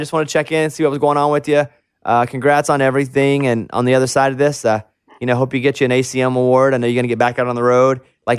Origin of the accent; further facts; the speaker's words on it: Arkansas, United States; where I grew up to in Arkansas.